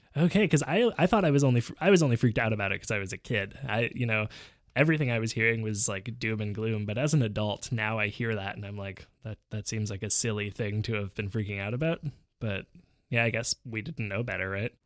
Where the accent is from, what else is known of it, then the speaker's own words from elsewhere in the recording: Montreal, Quebec, Canada; also born or lived in Vancouver; we moved back to Montreal from Vancouver in the fall of nineteen ninety-nine